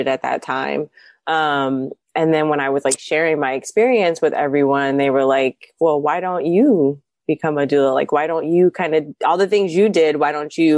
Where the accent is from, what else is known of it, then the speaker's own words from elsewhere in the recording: Columbus, Ohio, United States; moved away; I'm originally from Columbus, Ohio. I moved back